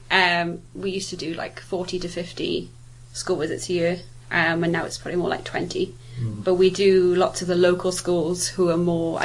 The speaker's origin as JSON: {"language": "English", "region": "Wales", "country": "United Kingdom", "moved": "yes", "lives_now": "Southampton, United Kingdom", "said": "the Welsh in me wouldn't let me say that I was from Southampton"}